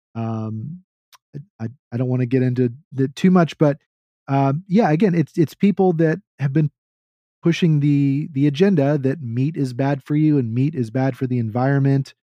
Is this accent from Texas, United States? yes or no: yes; Texas, United States; I'm a Texan